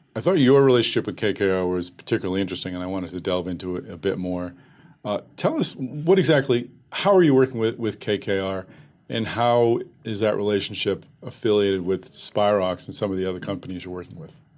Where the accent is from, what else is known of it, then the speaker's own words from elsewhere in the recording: Massachusetts, United States; I'm from Massachusetts. I live in Boston